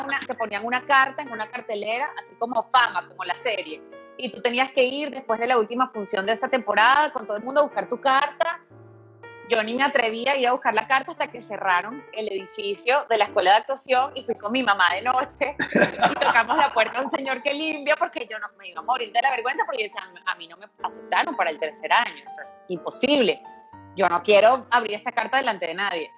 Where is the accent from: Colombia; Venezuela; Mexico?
Venezuela; moved away